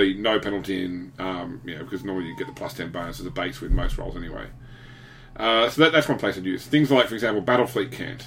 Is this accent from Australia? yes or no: yes; Australia; me as an Australian saying g'day